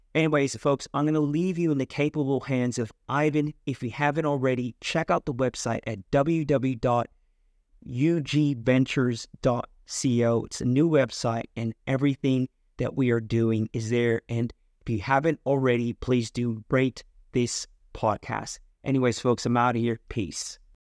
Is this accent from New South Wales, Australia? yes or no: yes; Sydney, New South Wales, Australia; I was born in Australia. We were in the western suburbs.